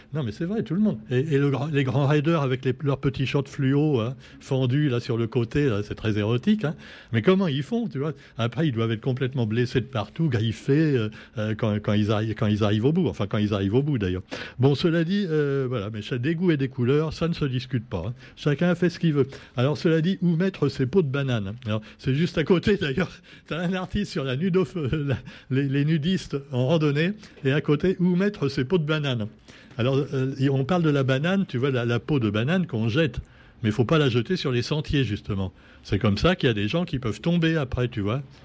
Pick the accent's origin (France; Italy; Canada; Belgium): France; on est français